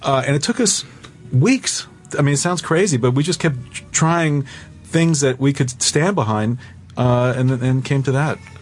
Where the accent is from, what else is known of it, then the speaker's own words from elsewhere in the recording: New York, United States; We're from New York